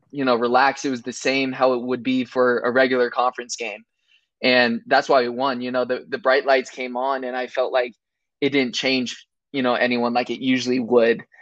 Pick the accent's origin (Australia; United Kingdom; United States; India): United States; Camarillo, California; now in Abilene, United States; I came here from Camarillo, California, which is